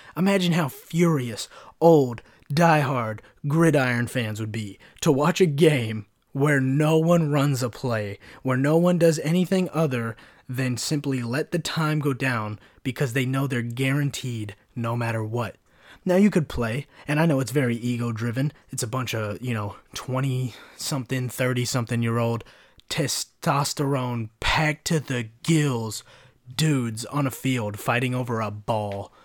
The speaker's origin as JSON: {"language": "English", "country": "United States", "said": "I'm an American"}